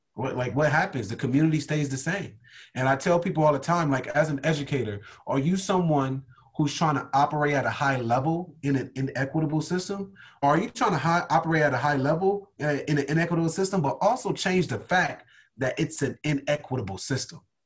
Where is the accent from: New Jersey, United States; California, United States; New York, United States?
California, United States; Compton; I'm born and raised from Compton, California